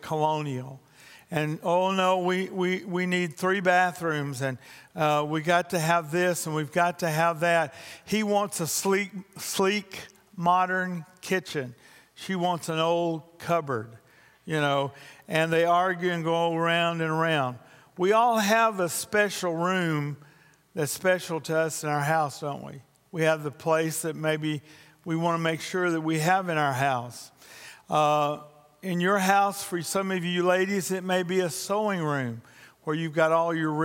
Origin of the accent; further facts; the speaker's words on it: Louisiana, United States; I'm also from Louisiana